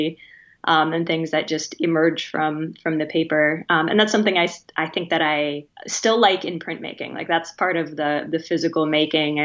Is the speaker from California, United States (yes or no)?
no; Spearfish, South Dakota, United States; now in Illinois, United States; I grew up in Western South Dakota in a town called Spearfish